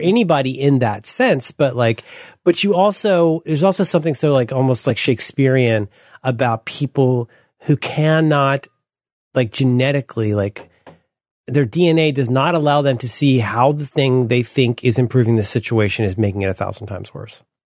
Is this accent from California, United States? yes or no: yes; Northern California, United States; I'm from Northern California